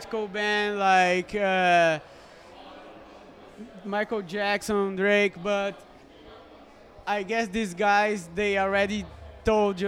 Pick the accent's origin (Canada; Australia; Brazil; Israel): Brazil; São Paulo; It's also the name of my hometown.